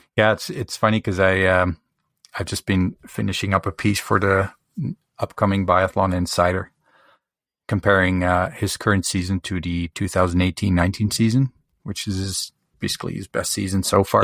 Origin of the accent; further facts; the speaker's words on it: Canada; I'm from Canada